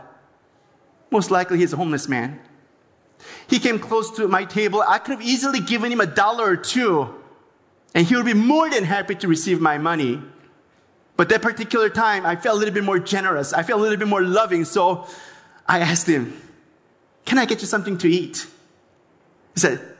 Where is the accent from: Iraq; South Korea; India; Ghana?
South Korea; now in Los Angeles, United States; I was born in Korea